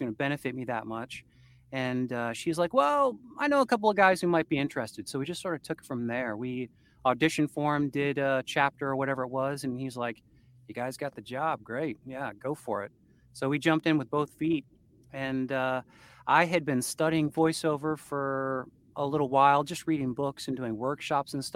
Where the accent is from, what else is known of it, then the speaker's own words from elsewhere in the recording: Port Huron, Michigan, United States; I was born in Port Huron General Hospital in Port Huron, Michigan